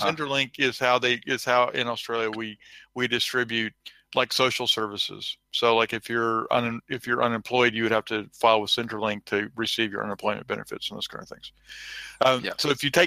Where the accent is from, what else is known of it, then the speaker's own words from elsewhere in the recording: Texas, United States; I am from Texas